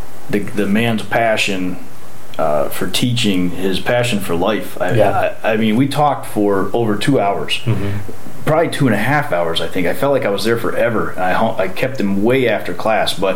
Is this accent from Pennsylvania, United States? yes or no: yes; Tunkhannock, Pennsylvania, United States; moved away as an adult; now in Okinawa, Japan; I grew up in Tonkanic, graduated in 94, and then I haven't lived there since